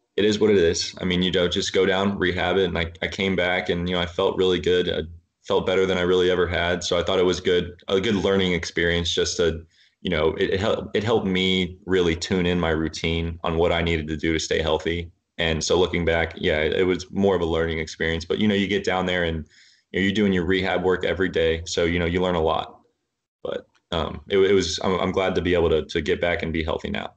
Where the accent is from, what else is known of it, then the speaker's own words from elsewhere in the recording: Rowlett, Texas, United States; I grew up in Rowlett, Texas